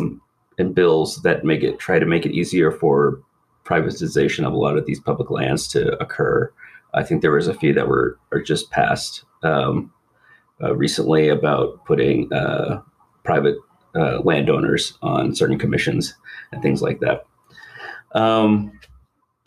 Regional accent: Texas, United States; now in Montana, United States; I grew up in Texas

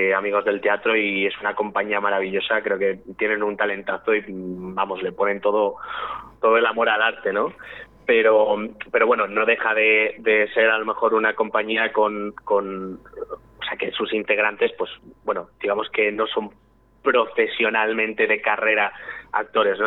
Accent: Valladolid, Castile and León, Spain; moved away as an adult; now in Madrid, Spain; yo de nacimiento soy madrileño, nazo aquí en Madrid, pero vamos, eh, me crío y crezco en Valladolid

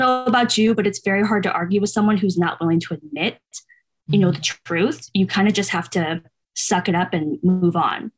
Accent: outside the Bay Area, Northern California, United States; moved away as an adult; also born or lived in San Diego; I'm originally from California. I grew up in Northern California, kind of outside the Bay Area near like Oakland, San Francisco.

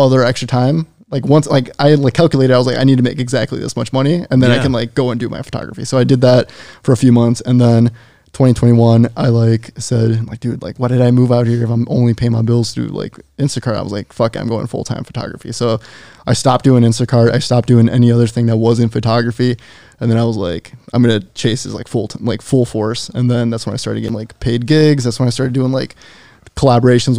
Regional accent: Wisconsin, United States; moved away as an adult; now in California, United States; my hometown's 20,000 people

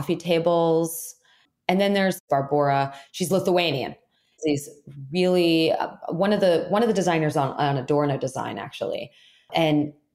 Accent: Florida, United States; moved away; I'm from Florida originally, and there's plenty of humidity, perfect breeding ground for really great fungus.

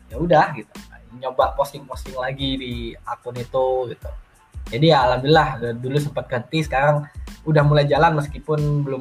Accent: Surabaya, East Java, Indonesia; born there; also born or lived in Sidoarjo; Dan waktu itu aku lahir di Surabaya, cuman uh, rumah orang tuaku waktu itu masih

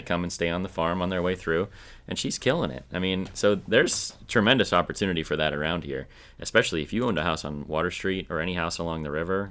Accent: Minnesota, United States; I'm from Minnesota.

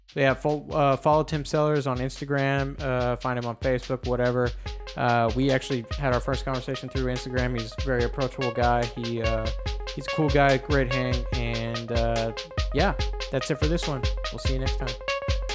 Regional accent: United States; being you know, an American and growing up in the American music system

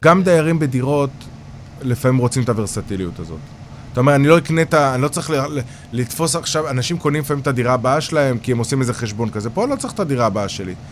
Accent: Kiryat Yam, Haifa District, Israel; moved away; ובגלל שגדלתי בקריות, ואשתי חיפאית

